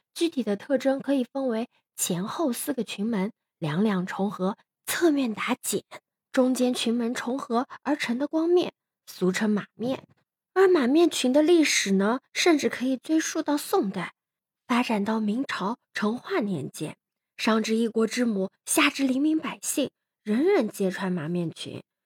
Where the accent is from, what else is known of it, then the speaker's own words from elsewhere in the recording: China; 作为中国人